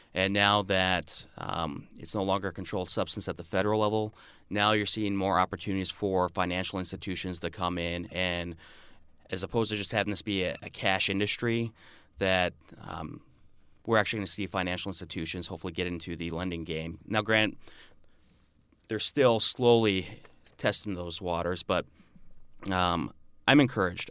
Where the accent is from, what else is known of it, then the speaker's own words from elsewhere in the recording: Marinette, Wisconsin, United States; also born or lived in Stevens Point, Wisconsin; I grew up in Marinette, Wisconsin, right on the Wisconsin U P border, about an hour north of Green Bay.